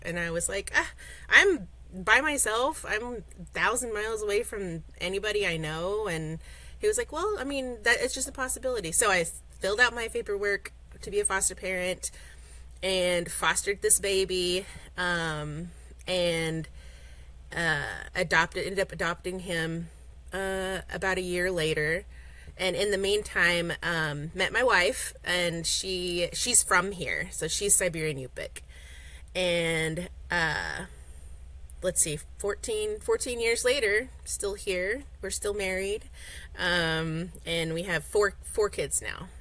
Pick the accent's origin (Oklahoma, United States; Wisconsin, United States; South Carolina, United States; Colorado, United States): Oklahoma, United States; moved away as an adult; now in Nome, United States; I grew up in Oklahoma, born and raised.